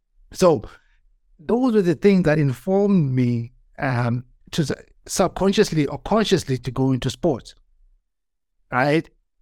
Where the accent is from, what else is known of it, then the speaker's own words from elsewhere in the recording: Eastern Cape, South Africa; born there; So I was born in South Africa, in the Eastern Cape, during apartheid South Africa.